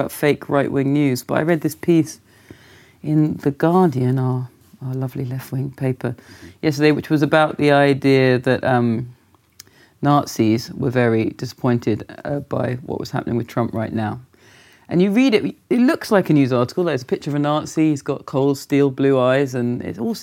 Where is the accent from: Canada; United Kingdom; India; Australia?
United Kingdom; London; moved away as an adult; now in New York, United States; I'm from Willesden, which is, what do you call that, like an urban suburb.